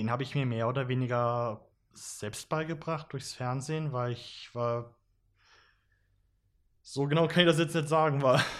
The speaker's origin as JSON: {"language": "German", "town": "Graz", "region": "Styria", "country": "Austria", "said": "wir kommen alle aus Graz, drei von uns äh, pendeln von Graz Umgebung und Leibniz zu uns ins Büro."}